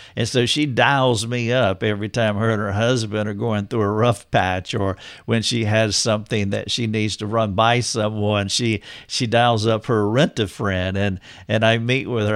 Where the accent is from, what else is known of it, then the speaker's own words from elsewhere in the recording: North Carolina, United States; moved away as an adult; now in Greenville, United States; I drove two hours to be in my hometown